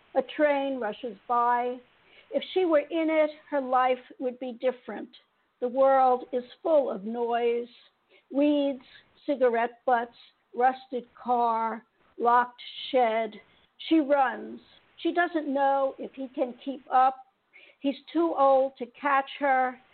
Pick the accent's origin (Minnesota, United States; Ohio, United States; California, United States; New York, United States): New York, United States; New York City; I grew up in Queens, in New York City